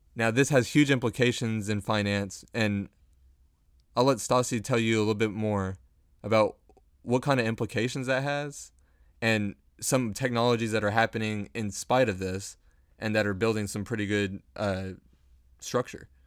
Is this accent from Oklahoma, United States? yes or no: no; Dallas, Texas, United States; we are both from Dallas, born and raised